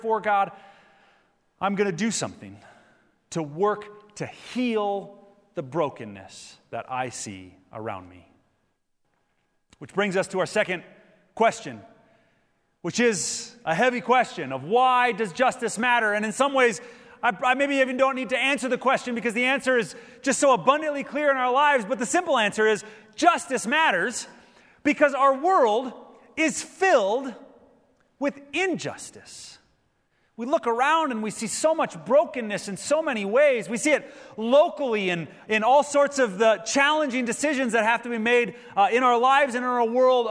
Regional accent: Minnesota, United States; my home state of Minnesota in Minneapolis

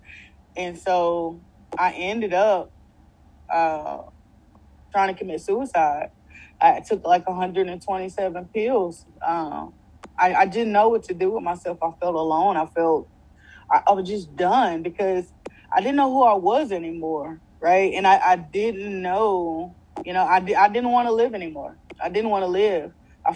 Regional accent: Louisiana, United States; I came home. I came home to Louisiana

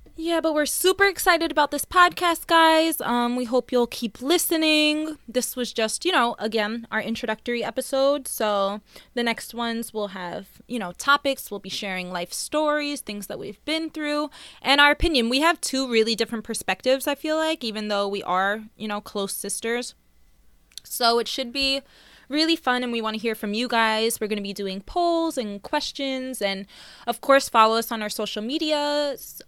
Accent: Long Island, Nassau County, New York, United States; We were born and raised in Long Island, um, Nassau County

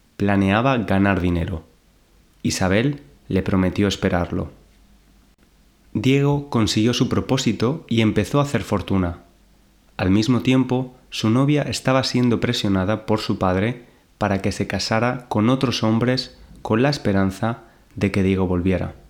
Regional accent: Valencia, Valencian Community, Spain; now in London, United Kingdom; desde Valencia, mi ciudad natal en España

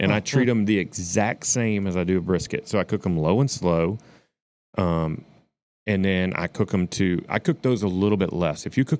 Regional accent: Shreveport, Louisiana, United States; moved away; I grew up in Shreveport.

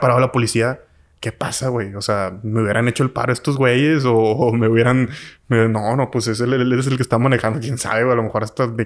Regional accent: Mexico; yo como mexicano

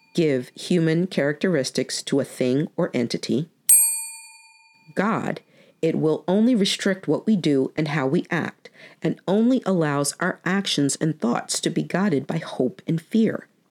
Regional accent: New York, United States; moved away; I was born and raised in New York, so even though I haven't lived there in over 25 years

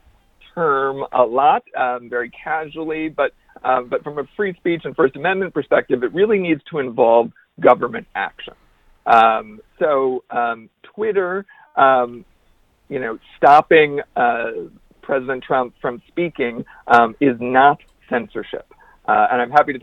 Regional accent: Wisconsin, United States; I grew up in Wisconsin

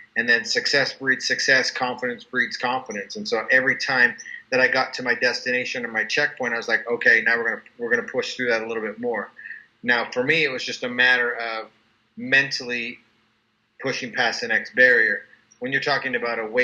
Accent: Calgary, Alberta, Canada; now in Utah, United States; I'm originally from Calgary, Alberta, Canada.

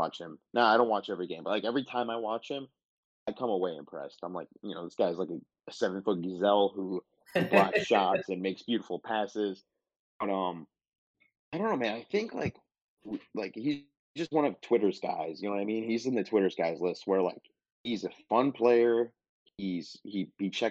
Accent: Michigan, United States; I'm from Michigan

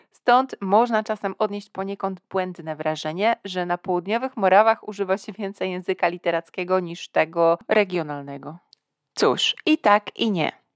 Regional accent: Poznań, Greater Poland, Poland; Ja sama pochodzę z Poznania

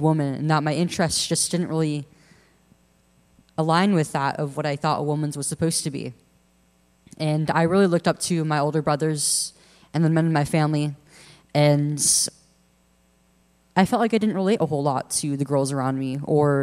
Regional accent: Central Valley of California, United States; I'm 19 years old now, and I'm from the Central Valley of California

